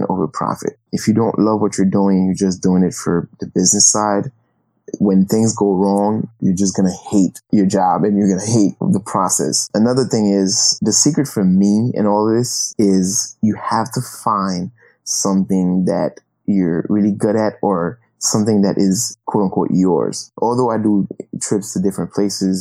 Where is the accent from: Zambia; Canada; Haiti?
Haiti; I grew up in Haiti